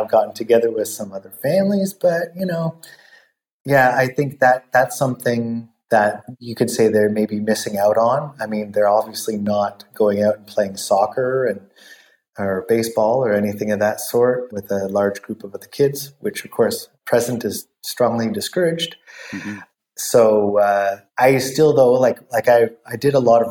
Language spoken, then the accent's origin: English; Vancouver, British Columbia, Canada; moved away; my hometown